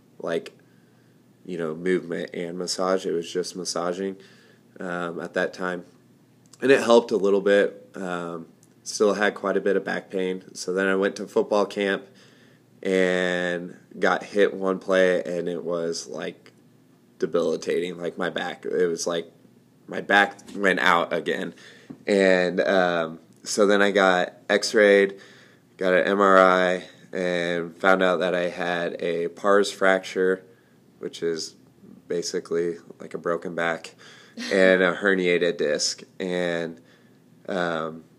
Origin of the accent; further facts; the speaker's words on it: Ord, Nebraska, United States; I grew up in Ord, Nebraska.